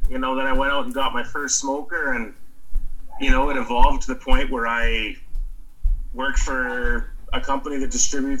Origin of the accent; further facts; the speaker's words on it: Camrose, Alberta, Canada; also born or lived in British Columbia / Calgary; No, Camrose is pretty much home.